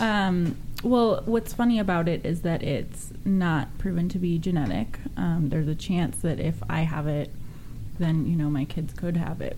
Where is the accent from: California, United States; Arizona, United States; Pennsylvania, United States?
California, United States; Sonoma/Napa area, Northern; I'm from Northern California, wine country, Sonoma, mm. Napa yeah. area